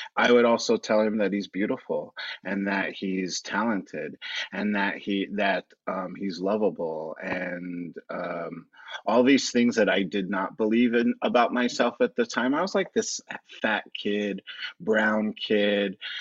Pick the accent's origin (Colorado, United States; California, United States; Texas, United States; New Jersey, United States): California, United States; Los Angeles; also born or lived in Orange County; I am actually born and raised in Los Angeles. I'm an Angelino